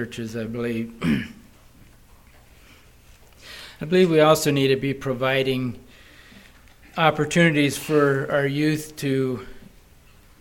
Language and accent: English; Wisconsin, United States; we're from Wisconsin